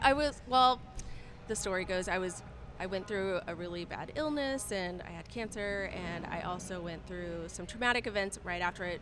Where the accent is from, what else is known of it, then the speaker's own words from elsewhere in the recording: Southern California, United States; moved away as an adult; also born or lived in Seattle; now in Dallas, United States; I'm originally from Southern California